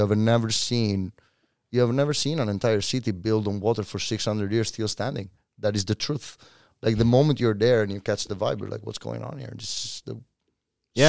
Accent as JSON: {"language": "English", "country": "Italy", "moved": "as an adult", "lives_now": "Oslo, Norway"}